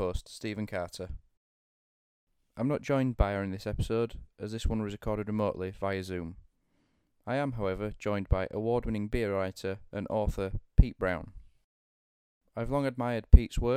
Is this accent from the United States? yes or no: no; Yorkshire and the Humber, United Kingdom; I love being a Yorkshireman